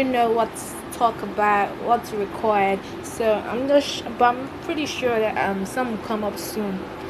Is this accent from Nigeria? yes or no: yes; Nigeria; I'm from Nigeria.